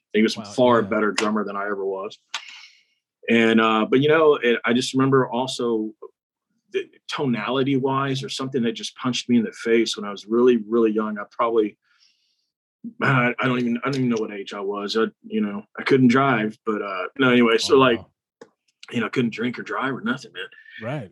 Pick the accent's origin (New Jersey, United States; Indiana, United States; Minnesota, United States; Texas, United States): Texas, United States; We're from Texas.